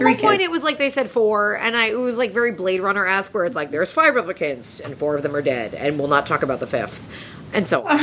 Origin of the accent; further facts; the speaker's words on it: Long Island, New York, United States; I'm from Long Island.